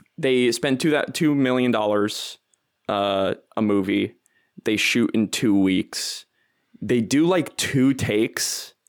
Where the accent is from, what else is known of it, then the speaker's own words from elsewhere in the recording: New Jersey, United States; now in Chicago, United States; I'm from New Jersey